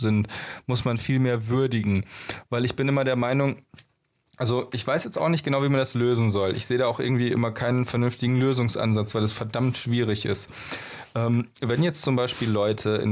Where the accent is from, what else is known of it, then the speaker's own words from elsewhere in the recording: Germany; bei uns in Deutschland